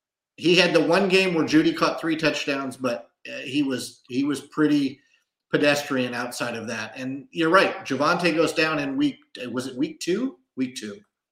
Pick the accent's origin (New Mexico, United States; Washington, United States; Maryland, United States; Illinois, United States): Washington, United States; just outside of Seattle; moved away; I grew up just outside of Seattle.